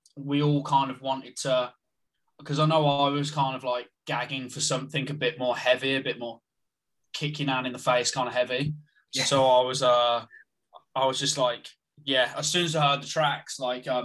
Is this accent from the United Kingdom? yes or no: yes; Birmingham, West Midlands, United Kingdom; where I'm from Birmingham